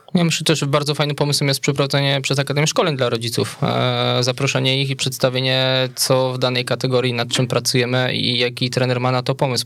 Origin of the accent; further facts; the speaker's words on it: Wola, Silesian Voivodeship, Poland; also born or lived in Bielsko-Biała; w mojej rodzinnej miejscowości w Woli obok Pszczyny